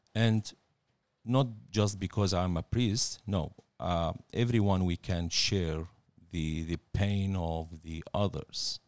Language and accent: English; Baghdad, Baghdad Governorate, Iraq; moved away as an adult; now in Australia; I was born in Baghdad, nineteen seventy-seven.